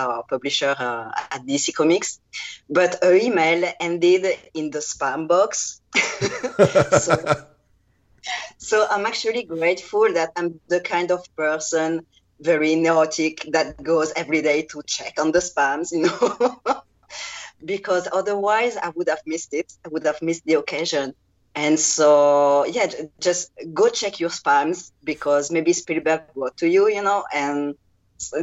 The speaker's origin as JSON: {"language": "English", "country": "France", "accent": "French", "second_language": "English", "said": "my terrible French accent, because I'm not a native English speaker"}